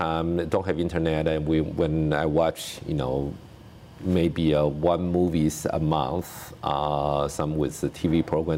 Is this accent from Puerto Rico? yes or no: no; Taiwan; moved away as an adult; now in United States; I grew up in Taiwan.